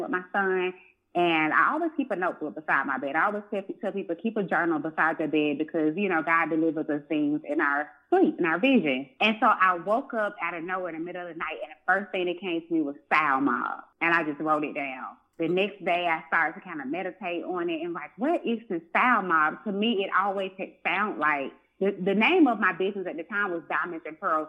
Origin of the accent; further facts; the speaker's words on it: Atlanta, Georgia, United States; born and raised in Atlanta, Georgia